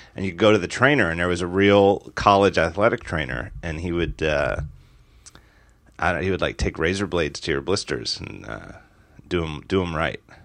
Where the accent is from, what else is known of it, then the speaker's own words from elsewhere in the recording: United States; as an American